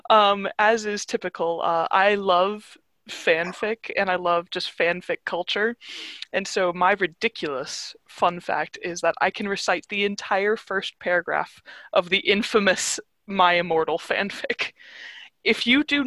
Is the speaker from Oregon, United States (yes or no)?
yes; Oregon, United States; moved away as an adult; now in Washington, D.C., United States; I grew up in Oregon, but I am currently living in the DC area